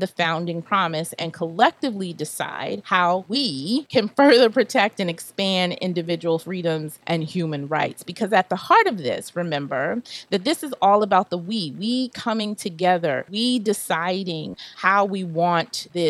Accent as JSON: {"language": "English", "country": "United States", "said": "as a Black woman and as an American, I'm following in the footsteps of my ancestors and in the tradition of the founders of this country."}